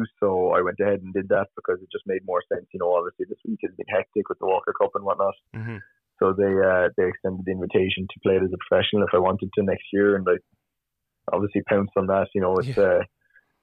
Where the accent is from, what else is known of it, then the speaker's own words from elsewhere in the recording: Kinsale, Munster, Ireland; moved away as an adult; also born or lived in Maynooth, Ireland; now in Louisville, United States; I loved growing up in Kinsale and Cork, and I loved being in Ireland